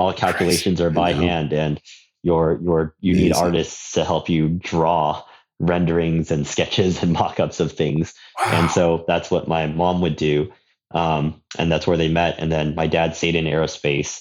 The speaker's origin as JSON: {"language": "English", "region": "Southern California", "country": "United States", "tie": "born or raised there", "lives_now": "Daly City, United States", "said": "I grew up in Southern California."}